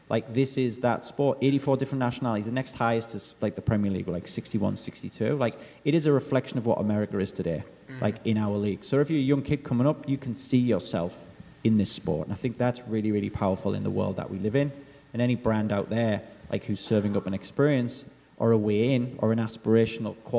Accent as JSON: {"language": "English", "region": "England", "country": "United Kingdom", "moved": "yes", "said": "as an Englishman"}